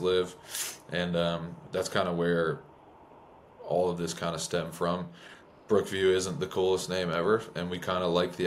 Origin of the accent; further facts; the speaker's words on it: New York, United States; now in Nashville, United States; where I grew up in New York was, I mean, my neighbor, like, right down the road